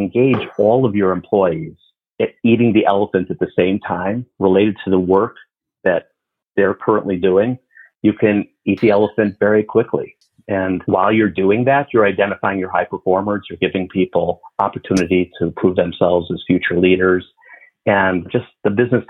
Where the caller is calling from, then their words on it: Chicago, Illinois, United States; Chicago, Illinois.